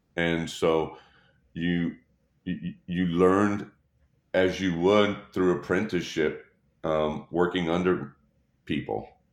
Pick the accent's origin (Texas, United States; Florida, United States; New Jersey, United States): Texas, United States; Dallas; born and raised in Dallas, Texas.